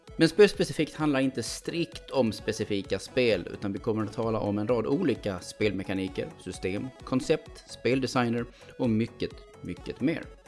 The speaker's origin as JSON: {"language": "Swedish", "country": "Sweden", "said": "som svensk"}